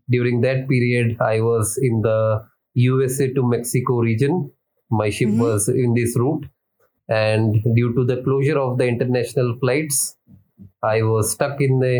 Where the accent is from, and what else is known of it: India